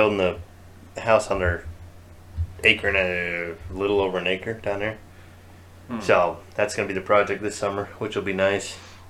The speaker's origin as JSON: {"language": "English", "region": "Utah", "country": "United States", "said": "I'm from Utah."}